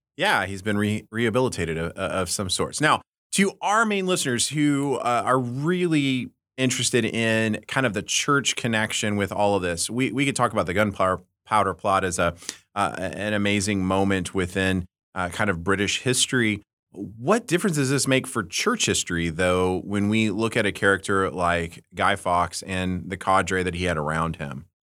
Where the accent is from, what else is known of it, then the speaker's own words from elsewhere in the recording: United States; also born or lived in Britain; as an American